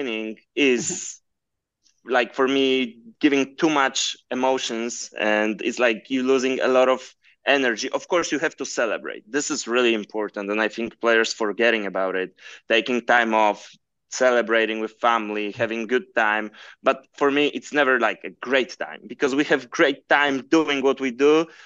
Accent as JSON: {"language": "English", "country": "Poland", "said": "we are both from Poland"}